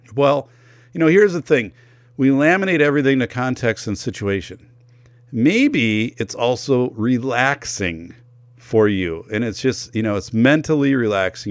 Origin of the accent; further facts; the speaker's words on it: northern Wisconsin, United States; I'm from Wisconsin, northern Wisconsin